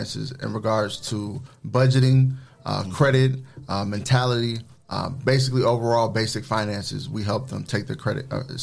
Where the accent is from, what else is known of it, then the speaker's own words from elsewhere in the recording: Jackson, Michigan, United States; moved away as an adult; also born or lived in Ann Arbor, Michigan; now in Toledo, United States; I'm from Jackson, Michigan.